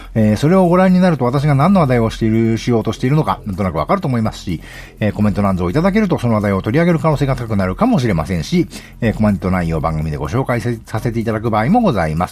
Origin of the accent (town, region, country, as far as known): Nagano, Japan